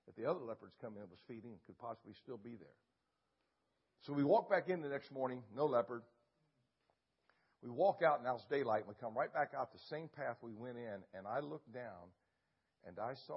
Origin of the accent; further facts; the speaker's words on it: Ohio, United States; moved away; also born or lived in Alaska; Where I grew up in Ohio hunting